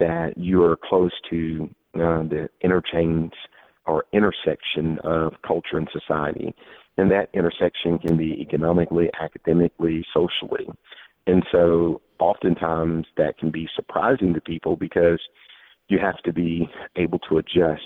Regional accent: Texas, United States; moved away as an adult; now in Atlanta, United States; I grew up in Texas and went to college in Texas

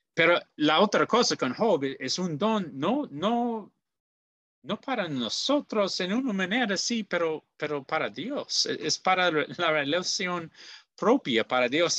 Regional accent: Goshen, Indiana, United States; soy de Goshen, Indiana, en los Estados Unidos

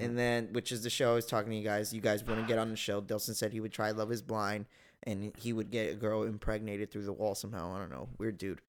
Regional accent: United States; I will not be condemned for being an American.

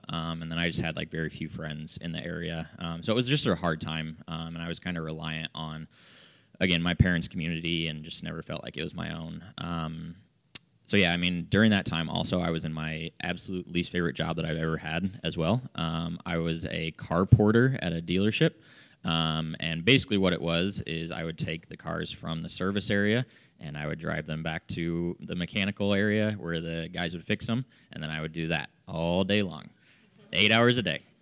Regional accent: Fort Wayne, Indiana, United States; also born or lived in Marion, Indiana; I grew up in Fort Wayne

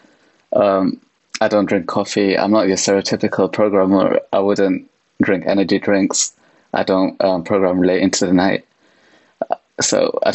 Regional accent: United Kingdom; I'm from the UK

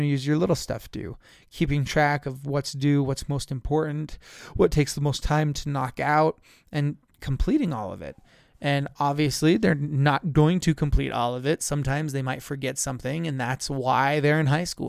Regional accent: San Juan County, Utah, United States; now in Tooele County, United States; I grew up in San Juan County, where we just had a set, same seven classes every single day.

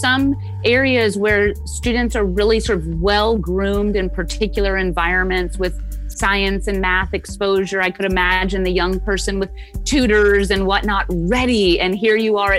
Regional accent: Houston, Texas, United States; I grew up in Houston

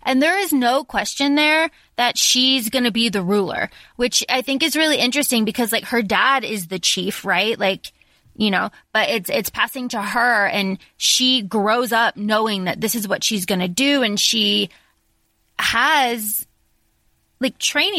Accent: Florida, United States; our town where I grew up in Florida

